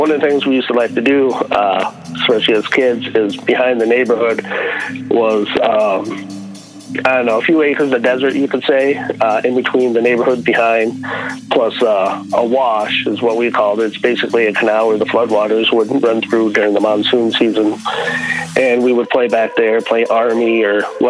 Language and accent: English; Tucson, Arizona, United States; moved away; originally from Arizona. I was born and raised in Tucson.